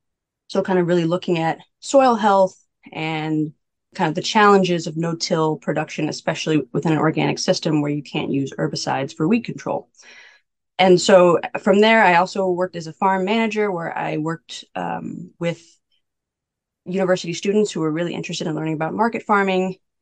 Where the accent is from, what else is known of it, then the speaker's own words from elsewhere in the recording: Missouri, United States; also born or lived in Kansas City, Missouri / St. Louis, Missouri; So I grew up in mid-Missouri. I'm from Missouri, born and raised. I went to college in St. Louis.